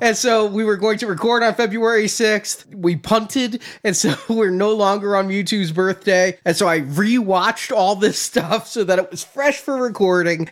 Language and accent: English; United States; as a American born and raised